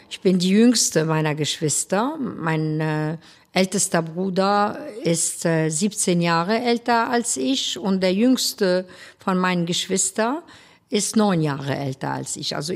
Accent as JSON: {"language": "German", "town": "Beirut", "region": "Beirut Governorate", "country": "Lebanon", "tie": "born or raised there", "said": "Ich bin äh, in Beirut geboren und aufgewachsen."}